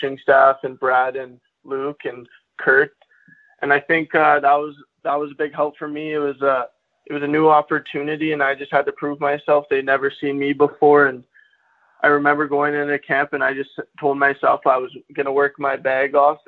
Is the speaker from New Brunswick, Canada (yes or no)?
no; Kelowna, British Columbia, Canada; I was born in Kelowna, BC, and I've lived here for the past 18 years